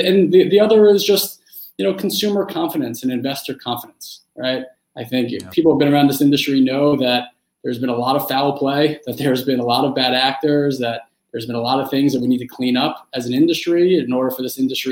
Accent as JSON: {"language": "English", "town": "New York City", "region": "New York", "country": "United States", "tie": "born or raised there", "said": "I grew up in New York City when Derek Jeter really was coming into prominence."}